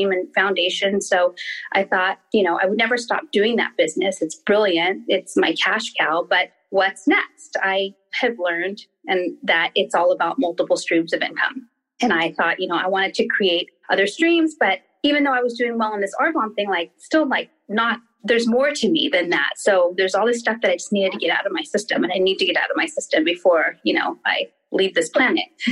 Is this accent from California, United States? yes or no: yes; Redondo Beach, California, United States; I actually grew up in like Redondo Beach, Torrance. I'm a South Bay girl